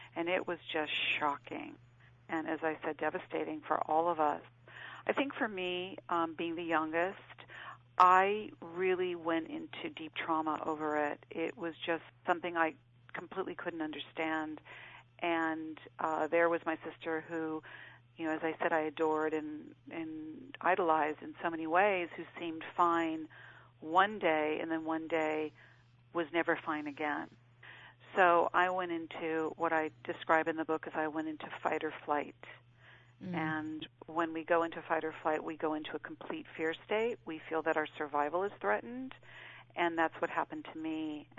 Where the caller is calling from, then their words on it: Los Angeles, California, United States; I'm calling from Los Angeles.